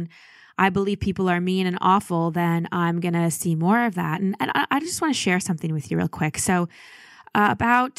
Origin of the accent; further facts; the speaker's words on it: Dallas, Texas, United States; also born or lived in Milwaukee, Wisconsin; I was born in Milwaukee. We moved to Dallas when I was 1.5 or 2 when we moved to Dallas, and I'm really proud that I grew up in Texas